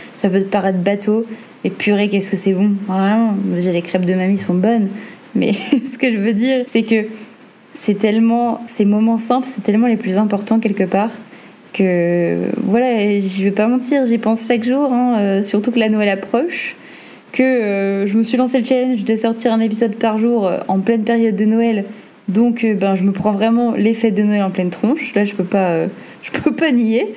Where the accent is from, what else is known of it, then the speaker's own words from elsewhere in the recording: the North, Hauts-de-France, France; moved away as an adult; now in Martinique, France; comme on dit chez nous dans le Nord